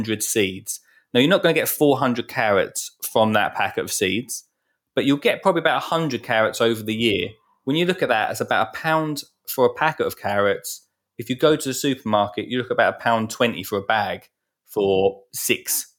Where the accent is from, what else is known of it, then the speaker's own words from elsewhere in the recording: Essex, East of England, United Kingdom; I'm from Essex